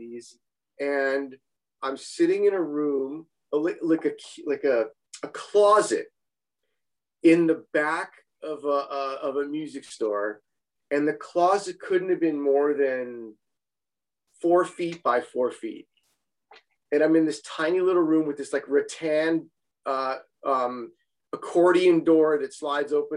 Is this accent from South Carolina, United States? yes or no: no; Los Angeles, California, United States; I grew up in West LA, and West LA was kind of my home